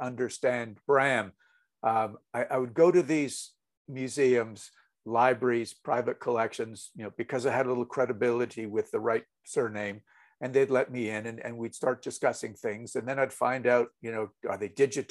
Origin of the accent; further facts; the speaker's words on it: Montreal, Quebec, Canada; I grew up in Montreal, Canada